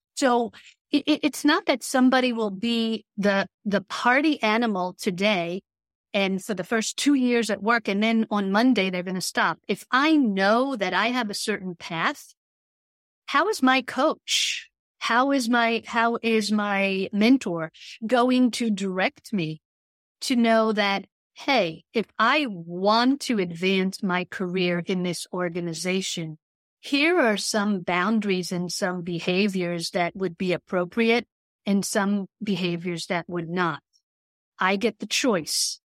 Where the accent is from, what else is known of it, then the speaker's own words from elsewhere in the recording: Israel; I grew up in Israel